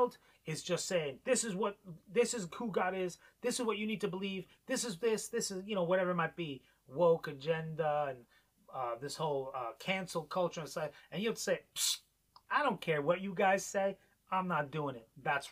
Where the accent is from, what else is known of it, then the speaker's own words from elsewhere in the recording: New York, United States; moved away; growing up in New York